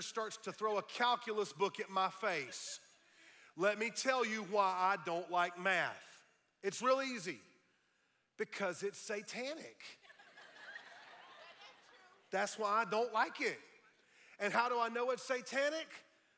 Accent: United States; I'm not only a Christian, I'm an American

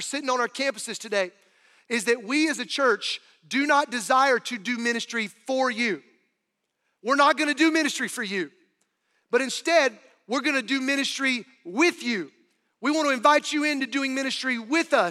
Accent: North Carolina, United States; moved away; I was growing up in North Carolina

